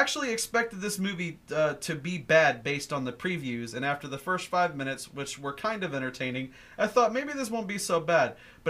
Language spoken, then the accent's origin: English; United States; considering that I'm an American